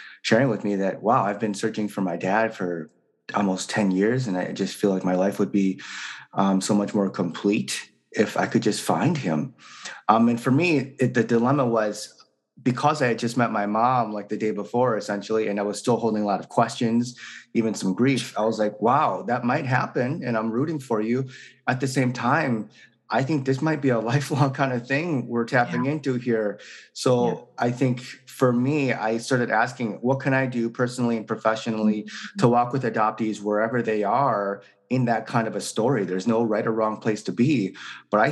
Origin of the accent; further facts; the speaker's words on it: Wisconsin, United States; also born or lived in South Korea; I was born in South Korea, and I was relinquished for adoption when I was about 3 years old, and then placed into a white family in Wisconsin and then raised there